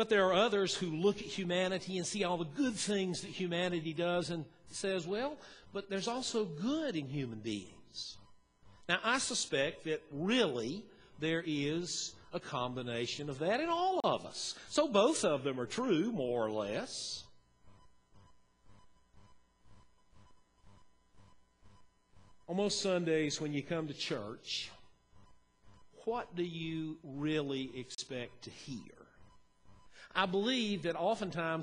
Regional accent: Western North Carolina, United States; moved away as an adult; also born or lived in Banner Elk, North Carolina; now in Kingsport, United States; I grew up in Western North Carolina, and then I spent 17 years in Banner Elk

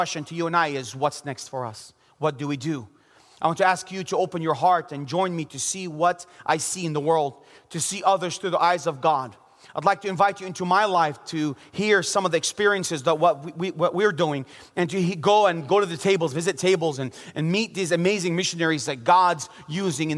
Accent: Bethlehem, West Bank, Palestine; also born or lived in Jerusalem; I was born in Jerusalem and grew up in the city of Bethlehem.

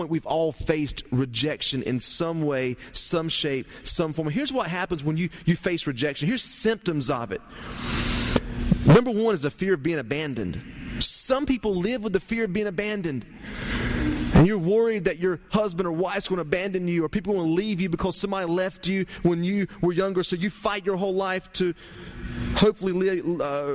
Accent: Turkey, United States; But I grew up in Turkey

